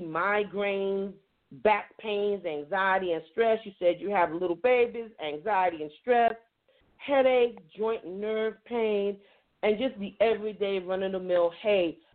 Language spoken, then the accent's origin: English; New York, United States; now in North Carolina, United States; I'm originally from New York, or as I like to say, the great state of New York, but the Empire State.